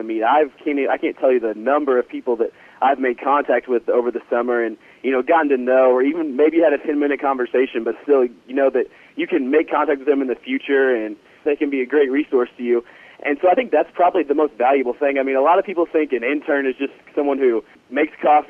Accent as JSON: {"language": "English", "town": "California", "region": "Missouri", "country": "United States", "said": "I am actually from a small farm in California, Missouri"}